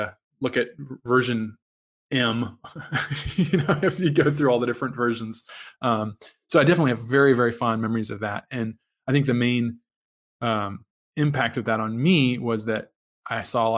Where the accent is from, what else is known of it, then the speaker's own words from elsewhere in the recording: Virginia, United States; moved away; I'm from Virginia originally